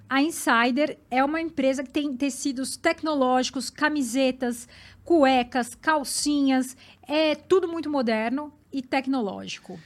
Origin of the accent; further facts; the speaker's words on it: São Paulo, Brazil; Eu sou da Vila Alpina, Zona Leste